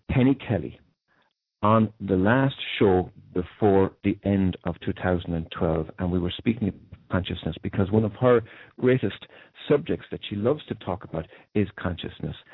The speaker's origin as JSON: {"language": "English", "country": "Ireland", "said": "you'll certainly gather from my accent, I come from Ireland, which is the land of fairies."}